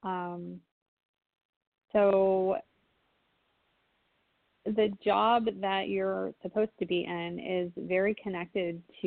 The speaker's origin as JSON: {"language": "English", "region": "California", "country": "United States", "said": "I'm from California. I'm from California"}